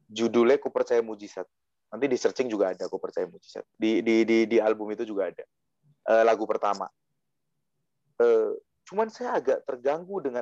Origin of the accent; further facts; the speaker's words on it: Java, Indonesia; saya asli Jawa soalnya.